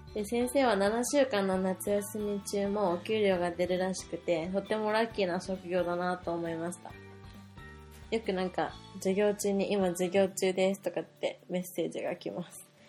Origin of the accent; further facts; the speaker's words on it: Japan